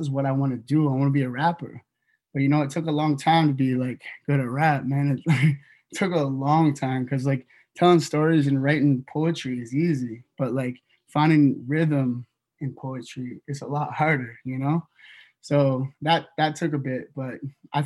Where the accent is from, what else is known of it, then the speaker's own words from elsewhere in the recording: Northwest BC, British Columbia, Canada; also born or lived in Toronto; we come from a small community up from Northwest BC